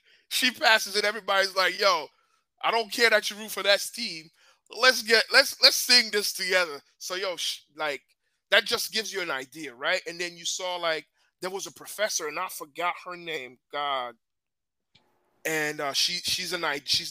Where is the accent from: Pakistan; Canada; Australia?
Canada; I was born in Canada